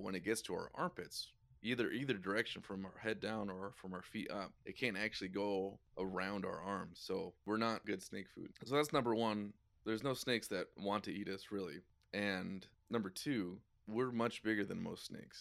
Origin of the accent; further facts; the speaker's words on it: Idaho, United States; born and raised in Idaho